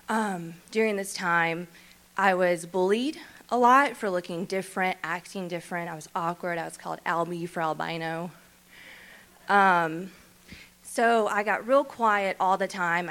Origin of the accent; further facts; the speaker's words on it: Shreveport, Louisiana, United States; I'm from Shreveport. So I grew up in Shreveport, raised in Shreveport